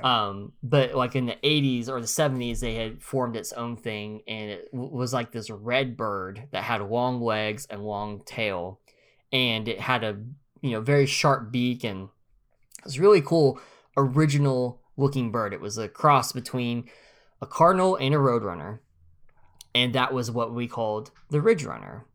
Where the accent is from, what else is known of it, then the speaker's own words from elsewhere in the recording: northeast Oklahoma, United States; also born or lived in Missouri; I'm from Oklahoma, I'm from the very northeast tip